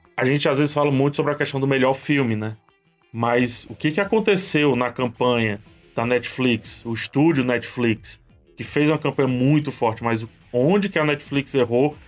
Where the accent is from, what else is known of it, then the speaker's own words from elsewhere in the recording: Brazil; A gente, aqui no Brasil, a gente não se identifica como latino